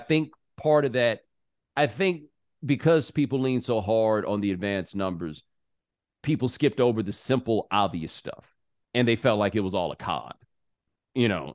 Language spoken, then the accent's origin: English; the South, United States; I'm from the South